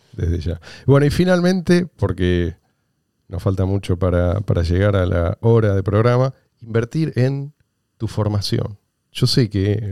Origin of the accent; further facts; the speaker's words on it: Argentina; Yo soy argentino. Hace 46 años que vivo en este país.